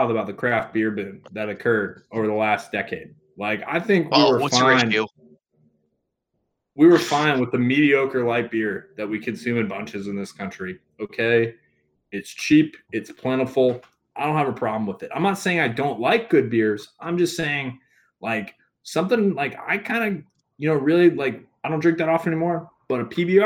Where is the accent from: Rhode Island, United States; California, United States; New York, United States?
Rhode Island, United States; moved away; also born or lived in Memphis; growing up in Rhode Island